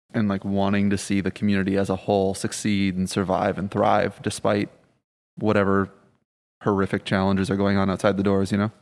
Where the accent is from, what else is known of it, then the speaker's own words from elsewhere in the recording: Michigan, United States; also born or lived in Rhode Island; now in New Orleans, United States; I'm originally from Michigan, actually, uh, by way of Rhode Island